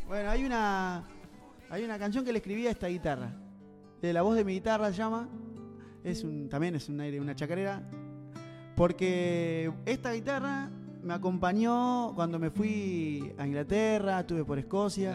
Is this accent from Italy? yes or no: no; Duggan, Buenos Aires, Argentina; also born or lived in England; en mi pueblo, en Dugan, donde yo nací